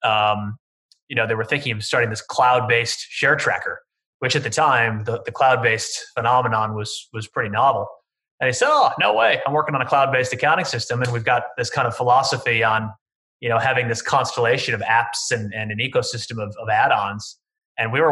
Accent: Chicago, Illinois, United States; accent: Midwestern American; moved away as an adult; also born or lived in Texas / Paris; now in Sydney, Australia; Sorry to disappoint with my rather grating Midwestern American accent. I'm from Chicago originally.

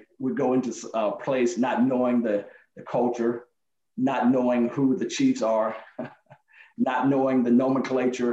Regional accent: Alabama, United States; now in Fayetteville, United States; when I was growing up in Alabama

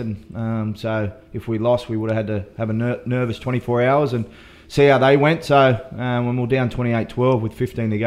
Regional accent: Dapto, New South Wales, Australia; also born or lived in Wagga Wagga, New South Wales; my family moved to Dapto

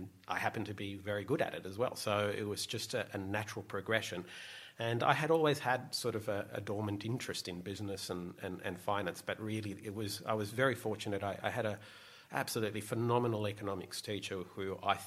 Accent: Sydney, New South Wales, Australia; So I grew up in Bondi Beach

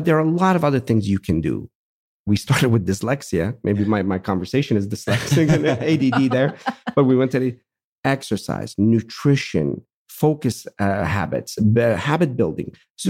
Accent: Pittsburgh, Pennsylvania, United States; I'm from Pittsburgh. I can use that.

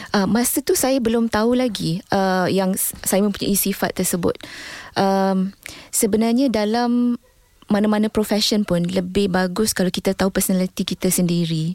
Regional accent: Melaka, Malacca, Malaysia; also born or lived in Muar, Johor / United Kingdom; saya ni orang Melaka.

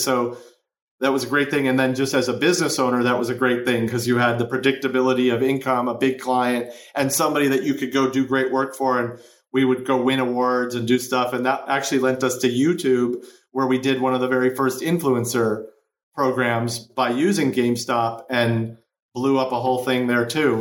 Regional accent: Chicago, Illinois, United States; now in Los Angeles, United States; I grew up in Chicago

